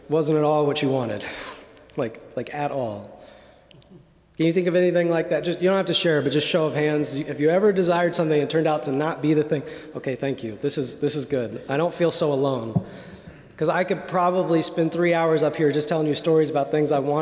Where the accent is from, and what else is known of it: Indiana, United States; born or raised there